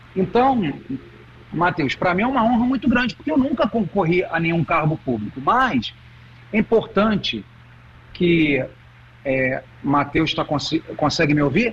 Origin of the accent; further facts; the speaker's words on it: Rio de Janeiro, Brazil; accent: carioca; now in Santa Catarina, Brazil; apesar do meu sotaque carioca. eu já eu moro em Santa Catarina desde a, desde a década de 90.